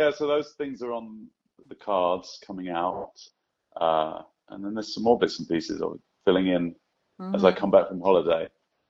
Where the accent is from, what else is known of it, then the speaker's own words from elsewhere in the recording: Scotland, United Kingdom; Yeah, I am Scottish from beginning to end, which I love.